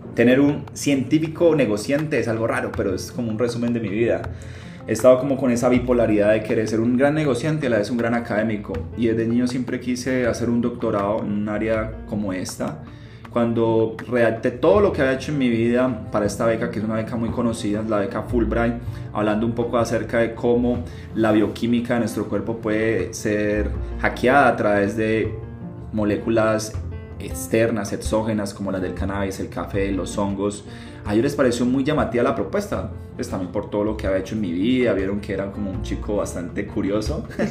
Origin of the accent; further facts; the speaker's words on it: Coffee Axis, Eje Cafetero, Colombia; moved away as an adult; also born or lived in Medellín, Colombia / Cartago, Colombia / Pereira, Colombia / Germany; now in Cali, Colombia; soy nacido en Medellín, criado en el cafetero, vivo en Cali hace 15 años